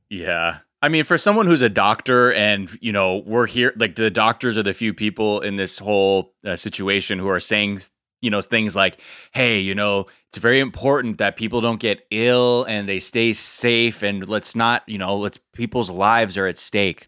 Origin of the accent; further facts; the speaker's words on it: Los Angeles, California, United States; growing up in Los Angeles